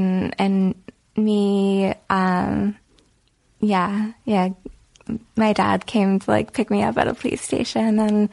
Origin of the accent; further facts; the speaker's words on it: New Jersey, United States; And raised in Jersey.